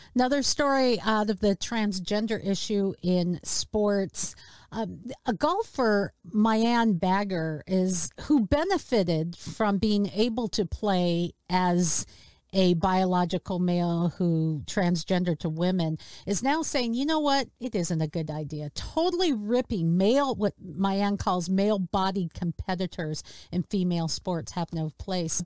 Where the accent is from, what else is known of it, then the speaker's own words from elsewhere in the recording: Seattle, Washington, United States; my hometown